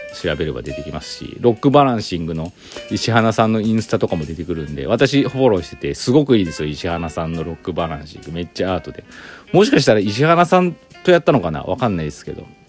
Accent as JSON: {"language": "Japanese", "region": "Aichi", "country": "Japan", "tie": "born or raised there", "moved": "as an adult", "lives_now": "Gifu, Japan", "said": "私岐阜歴14年愛知県出身"}